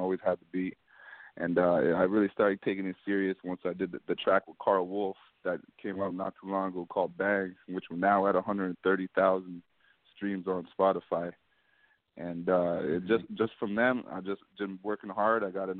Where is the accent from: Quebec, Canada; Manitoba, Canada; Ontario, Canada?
Ontario, Canada; Hamilton; Hamilton, Canada. Okay. So it's like a neighboring city to Toronto. We're like right close by.